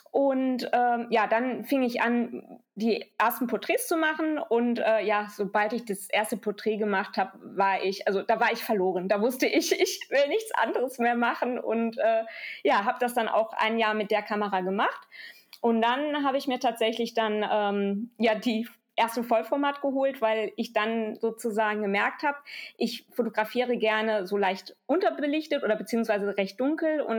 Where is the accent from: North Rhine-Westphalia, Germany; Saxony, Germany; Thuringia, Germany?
North Rhine-Westphalia, Germany; Düsseldorf; Also ich bin zwar hier in Düsseldorf geboren und aufgewachsen, aber meine Eltern sind beide Spanier und ich habe auch die spanische Staatsangehörigkeit.